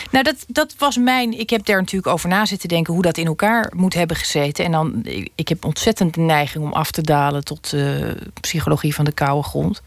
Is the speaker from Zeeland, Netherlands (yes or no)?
yes; Schouwen-Duiveland, Zeeland, Netherlands; ik ben opgegroeid op Schouwen-Duiveland